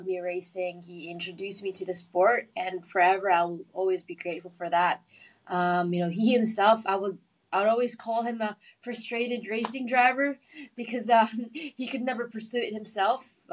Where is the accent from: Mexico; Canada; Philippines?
Philippines; growing up in the Philippines